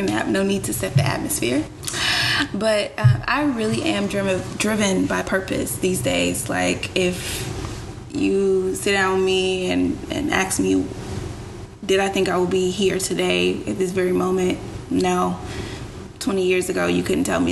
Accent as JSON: {"language": "English", "town": "Chicago", "region": "Illinois", "country": "United States", "tie": "born or raised there", "said": "I'm from Chi-Town, Southside, born and raised"}